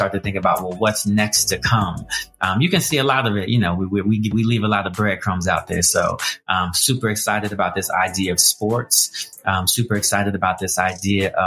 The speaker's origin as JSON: {"language": "English", "region": "Colorado", "country": "United States", "tie": "born or raised there", "said": "I grew up in Colorado, single parent household"}